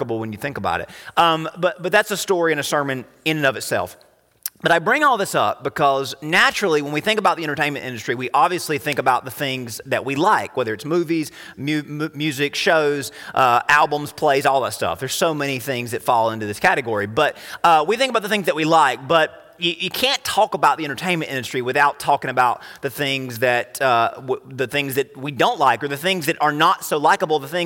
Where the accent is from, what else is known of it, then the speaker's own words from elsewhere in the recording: United States; Americans and you were to compare us